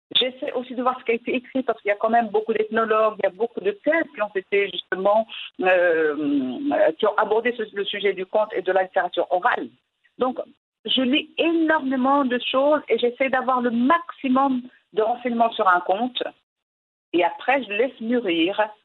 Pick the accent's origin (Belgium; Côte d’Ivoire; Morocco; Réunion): Morocco; first language Moroccan Arabic; French is a second language; now in France; je suis une femme, je suis marocaine, je suis arabe, je vis en France